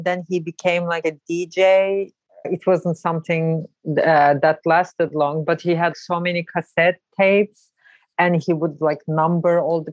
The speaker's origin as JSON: {"language": "English", "region": "Ankara", "country": "Turkey", "tie": "born or raised there", "also_born_or_lived": "Brooklyn, New York", "moved": "yes", "lives_now": "New York, United States", "said": "I'm originally from Ankara, Turkey."}